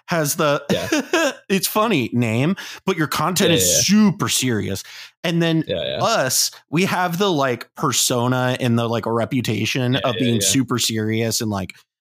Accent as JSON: {"language": "English", "town": "Columbus", "region": "Ohio", "country": "United States", "tie": "born or raised there", "moved": "yes", "said": "to be in Columbus, to be in my hometown"}